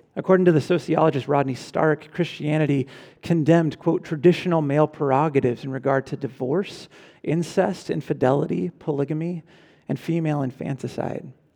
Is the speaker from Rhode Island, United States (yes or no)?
no; California, United States; my home state